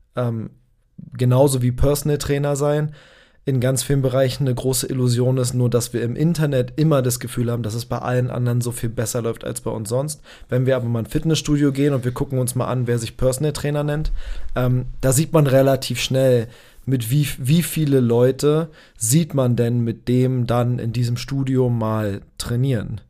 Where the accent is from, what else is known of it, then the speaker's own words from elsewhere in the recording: Berlin, Germany; Ich komme aus Berlin. Ich bin, äh, geboren in, äh, Berlin, aufgewachsen in Berlin